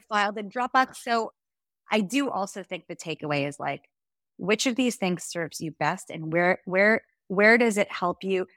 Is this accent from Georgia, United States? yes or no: no; New Jersey, United States; moved away as an adult; also born or lived in Hong Kong / Montana; now in Israel; I grew up in New Jersey, that's where I'm from